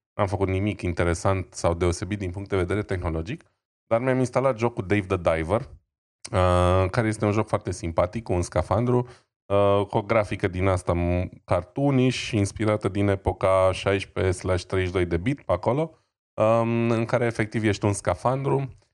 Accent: Romania; eu sunt român

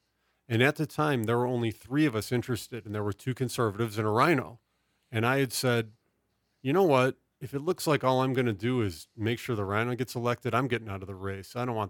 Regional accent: Midwest, United States; We're originally both from the American Midwest, which is fallen into ruin.

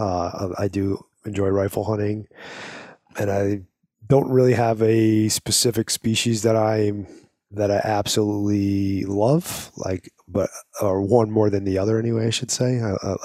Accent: Arizona, United States; here in my home state of Arizona.

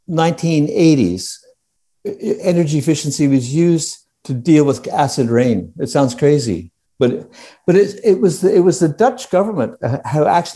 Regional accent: Canada; moved away; I was Canadian

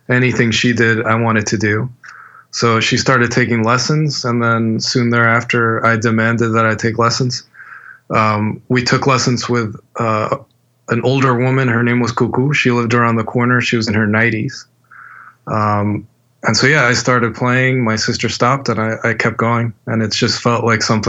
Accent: Miami, Florida, United States; moved away as an adult; also born or lived in Havana, Cuba / Mexico / California; now in New York, United States; Then spent my youth in Miami till I was 18

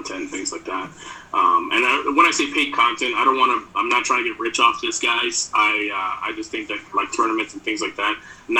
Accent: New York City, New York, United States; growing up in New York City

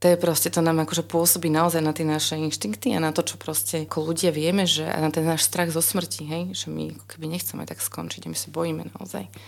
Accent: Bratislava, Bratislava Region, Slovakia; moved away; ja som z Bratislavy

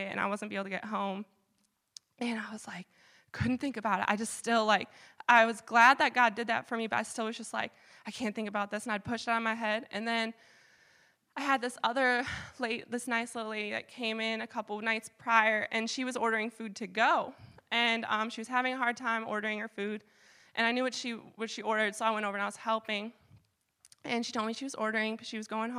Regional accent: Michigan, United States; now in Vermont, United States; I'm from Michigan, so all my family's in Michigan

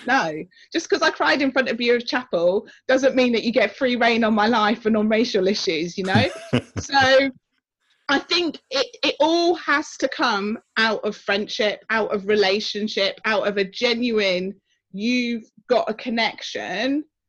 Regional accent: Oxford, South East England, United Kingdom; I am originally from Oxford, um, grew up in council housing there

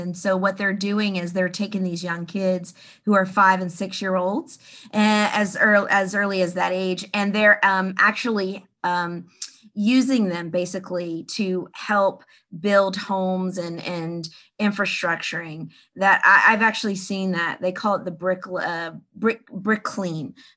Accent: Columbus, Ohio, United States; I'm from Columbus, Ohio, and OHIO, baby, Buckeyes

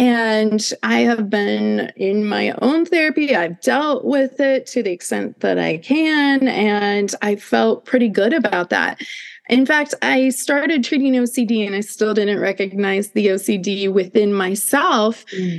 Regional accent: Midwest, United States; I grew up in the Midwest.

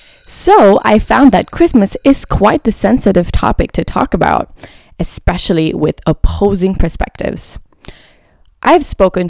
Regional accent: Preston, North West England, United Kingdom; also born or lived in London; now in France; So I was born in London, but I actually grew up in the north of England, which is where my mum's from. It's a town called Preston, which is in the northwest of England.

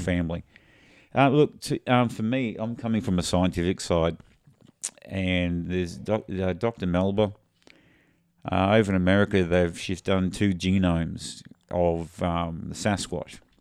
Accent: Australia; we're Australian

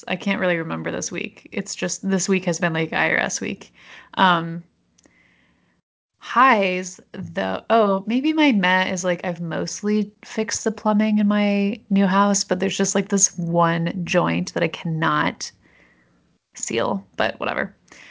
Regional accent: Canada; You don't have an accent. And you'd be like, I'm from Canada, assholes, or something like that.

